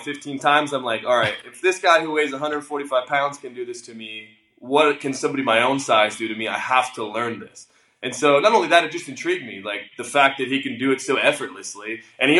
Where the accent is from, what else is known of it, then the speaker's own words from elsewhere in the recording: Bellflower, California, United States; moved away as an adult; now in Arizona, United States; I'm originally from California. I grew up in Bellflower, California